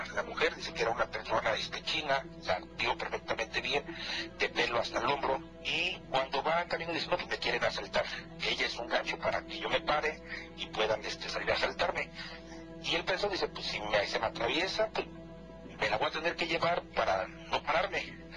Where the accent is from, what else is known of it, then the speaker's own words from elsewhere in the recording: Morelos, Mexico; now in Toluca, Mexico; nosotros por cuestiones de trabajo radicamos aquí en Toluca, pero somos del estado de Morelos